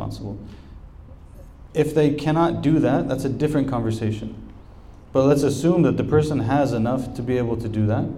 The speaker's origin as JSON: {"language": "English", "country": "United States"}